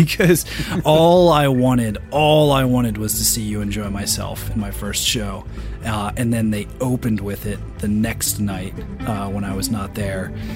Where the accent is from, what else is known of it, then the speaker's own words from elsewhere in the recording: Philadelphia, Pennsylvania, United States; my hometown, Philadelphia